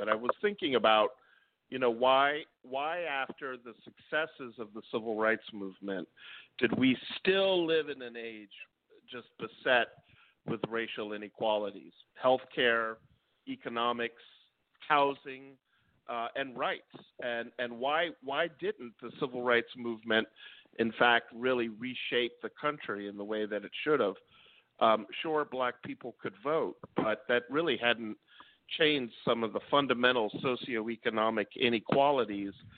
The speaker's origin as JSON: {"language": "English", "town": "Washington", "region": "District of Columbia", "country": "United States", "tie": "born or raised there", "also_born_or_lived": "New York City, New York", "said": "I was born in New York City in the late 60s and then lived around Washington, D.C. in the late 70s as a young man and 1980s"}